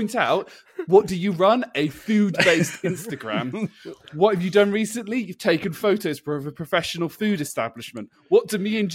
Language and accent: English; United Kingdom; we as the British public